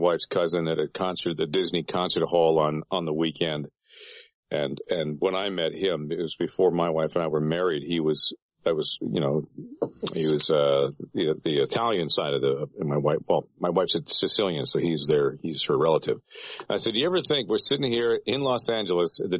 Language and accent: English; Peterborough, Ontario, Canada; moved away as an adult; now in United States; A program director of a radio station in my hometown, Peterborough, Ontario, Canada